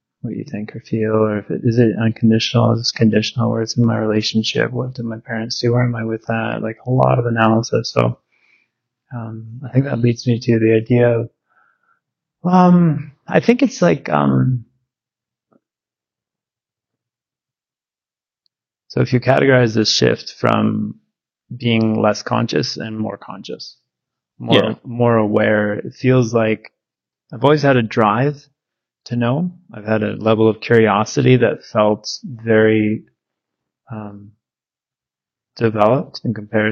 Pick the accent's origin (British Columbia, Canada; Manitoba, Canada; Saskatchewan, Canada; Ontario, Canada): British Columbia, Canada; Victoria; also born or lived in North Vancouver; I was from Victoria, BC, Canada. Born in North Vancouver